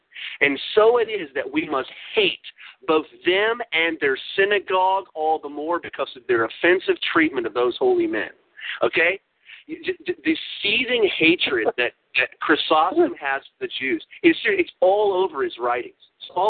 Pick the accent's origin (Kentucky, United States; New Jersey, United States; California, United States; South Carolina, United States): Kentucky, United States; Louisville; here in my hometown of Louisville